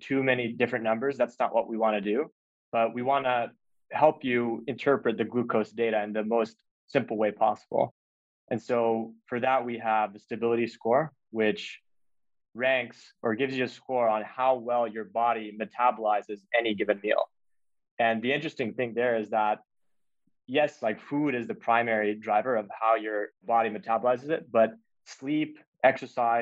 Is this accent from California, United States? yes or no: no; Texas, United States; I grew up in Texas